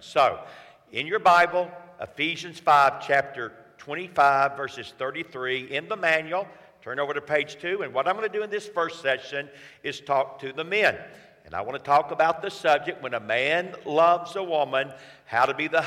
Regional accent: Atlanta, Georgia, United States; I'm from Atlanta, Georgia

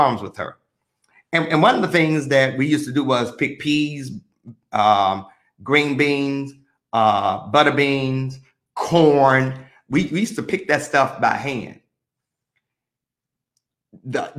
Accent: Mississippi, United States; I'm from Mississippi

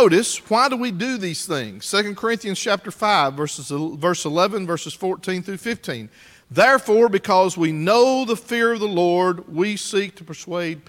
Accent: United States; as an American

